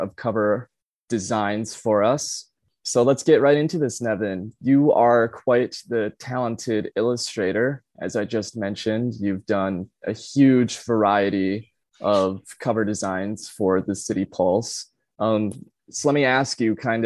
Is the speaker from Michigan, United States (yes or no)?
yes; Charlotte, Michigan, United States; also born or lived in Boise, Idaho / California; now in Lansing, United States; I grew up in Charlotte, since lived in Lansing past 7 or 8 years